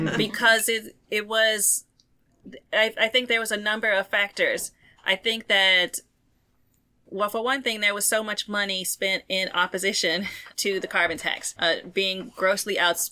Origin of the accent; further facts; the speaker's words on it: Arkansas, United States; moved away as an adult; also born or lived in North Carolina / Louisiana / Georgia; I'm from Arkansas originally, and I have family in North Carolina, so I spent my years between North Carolina and Arkansas